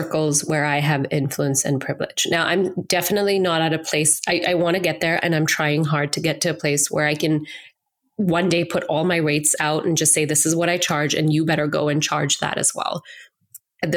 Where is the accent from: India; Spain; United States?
India; moved away; as an Indian woman, as an Asian immigrant to this country, who was able to enter this country with socioeconomic privilege, with education privilege